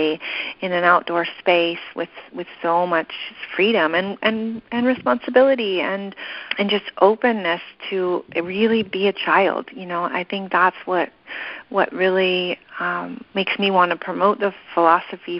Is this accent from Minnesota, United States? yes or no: no; Big Sur, California, United States; growing up in Big Sur and growing up at Esalen